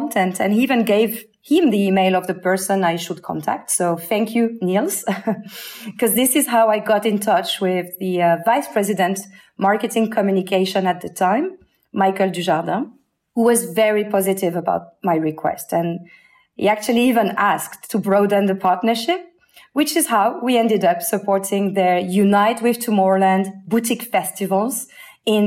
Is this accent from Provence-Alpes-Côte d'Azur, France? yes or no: yes; Avignon, Provence-Alpes-Côte d'Azur, France; my hometown, Avignon